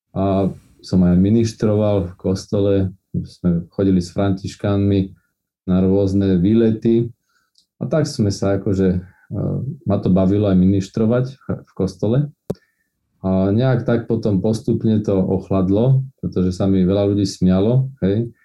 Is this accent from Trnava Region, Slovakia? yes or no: yes; Trnava, Trnava Region, Slovakia; som vyrastal v podstate v kresťanskej rodine na západe Slovenska v Lohovci. A som rodený Trnavčan